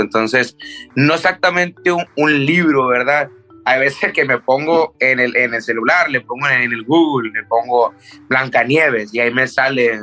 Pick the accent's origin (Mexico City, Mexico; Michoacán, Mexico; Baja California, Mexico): Baja California, Mexico; Tijuana; also born or lived in Culiacán, Sinaloa; desde los seis yo crecí en, Tijuana